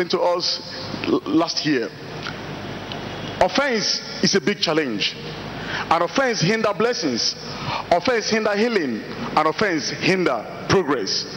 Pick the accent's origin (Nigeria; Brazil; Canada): Nigeria; now in Austria; I'm a Nigerian